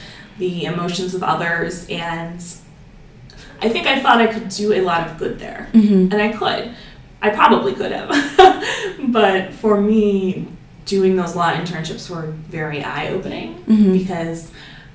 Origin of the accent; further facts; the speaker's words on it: Solon, Ohio, United States; now in Cleveland, United States; I grew up in Solon, mm-hmm. out in the suburbs, and now I live here in downtown Cleveland